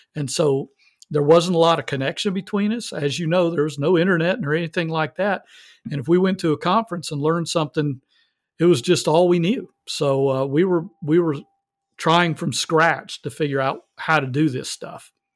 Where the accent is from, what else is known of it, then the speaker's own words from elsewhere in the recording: the South, United States; I'm from the South.